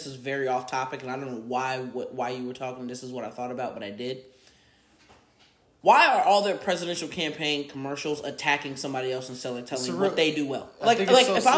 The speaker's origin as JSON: {"language": "English", "country": "United States", "said": "I'm super proud to be an American"}